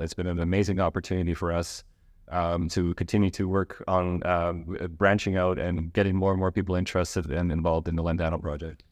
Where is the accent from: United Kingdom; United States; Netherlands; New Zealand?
Netherlands; moved away; also born or lived in Canada; I'm Dutch Canadian. I grew up in Holland